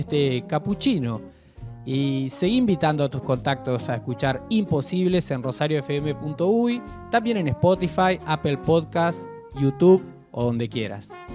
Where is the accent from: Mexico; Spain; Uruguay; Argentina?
Uruguay; como uruguayos y uruguayas